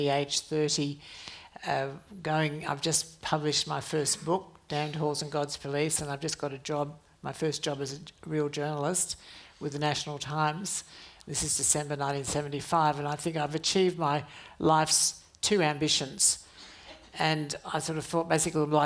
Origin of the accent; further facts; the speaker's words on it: Adelaide, South Australia, Australia; when I was growing up in Adelaide